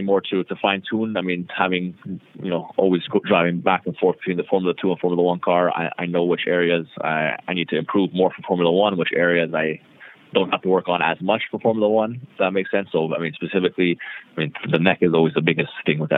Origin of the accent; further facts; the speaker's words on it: Toronto, Ontario, Canada; also born or lived in Montreal; I'm from Toronto. So I was born originally in Montreal, but I've lived in Toronto my whole life